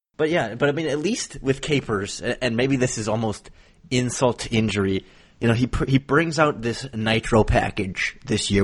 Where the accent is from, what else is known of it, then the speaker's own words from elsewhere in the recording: Wisconsin, United States; growing up in Wisconsin